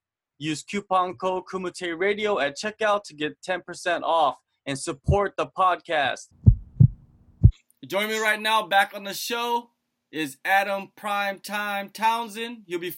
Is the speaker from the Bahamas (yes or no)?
no; South Korea